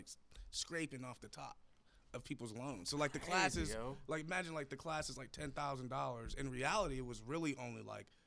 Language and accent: English; Buffalo, New York, United States; now in Pittsburgh, United States; I'm actually from Buffalo, New York